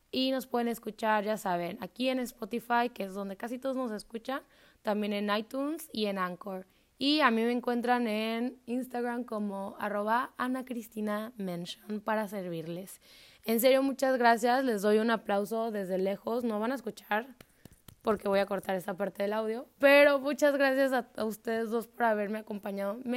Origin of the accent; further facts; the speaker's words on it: Mexico; O sea, soy mexicano.